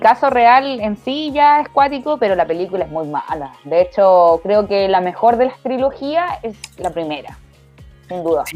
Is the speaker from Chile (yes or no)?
yes; Chile; como buen chileno